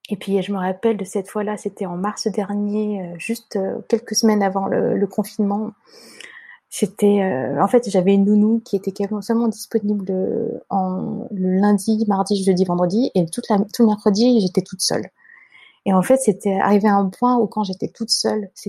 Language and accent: French; China; dans ce que tu me ramènes à manger, moi je suis chinoise, il hein, faut pas qu'il y ait de soja.